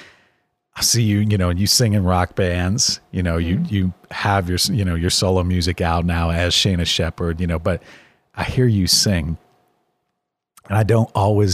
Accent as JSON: {"language": "English", "town": "Miami", "region": "Florida", "country": "United States", "tie": "born or raised there", "moved": "yes", "said": "I was very much a black sheep growing up down in Miami"}